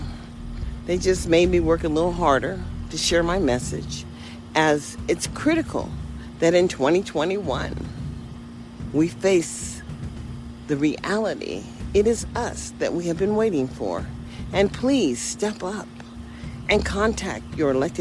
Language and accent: English; United States; I am an American